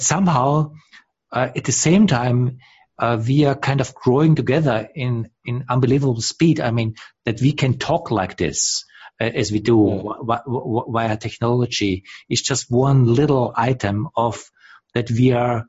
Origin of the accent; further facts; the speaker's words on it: Austria; I come from Austria. I'm as European as you can get.